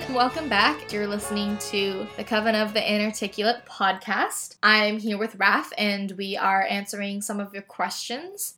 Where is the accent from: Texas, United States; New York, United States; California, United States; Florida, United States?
California, United States; Northern; I was born and raised in Northern California